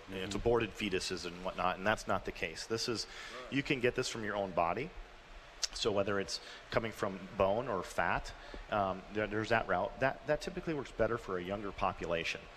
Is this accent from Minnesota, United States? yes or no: yes; Minnesota, United States; now in Colorado, United States; I grew up in Minnesota